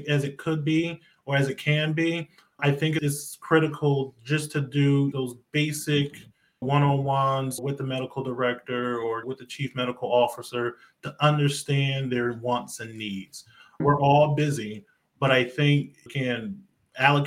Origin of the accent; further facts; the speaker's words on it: about an hour from New York, Northeast, United States; I grew up here in the Northeast. So about an hour away from New York.